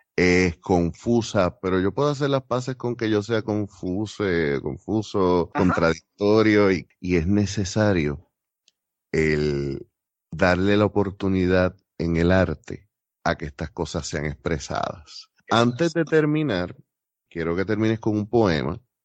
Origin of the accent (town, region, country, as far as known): Puerto Rico